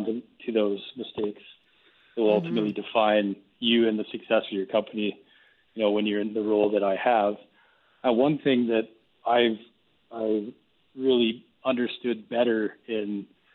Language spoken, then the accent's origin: English; Springbank, Alberta, Canada; We grew up in Springbank, and the only thing that we had to keep us socially connected was school and sports